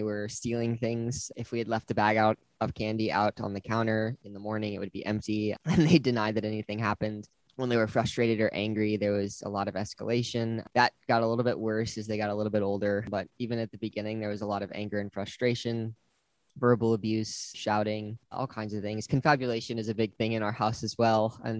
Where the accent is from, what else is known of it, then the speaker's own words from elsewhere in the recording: Wisconsin, United States; born there; now in Pittsboro, United States; I was born in Wisconsin and we've moved around a lot, but that's where I'm at right now.